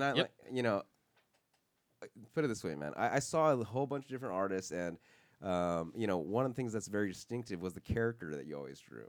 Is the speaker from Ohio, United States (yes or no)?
no; Los Angeles, California, United States; I'm from Los Angeles, you know, I'm born here